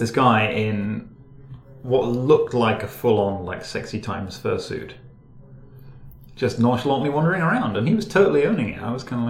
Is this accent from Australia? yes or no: no; Teesside, North East England, United Kingdom; moved away; I grew up in Teesside, which actually is a deeply unpleasant, hostile shithole.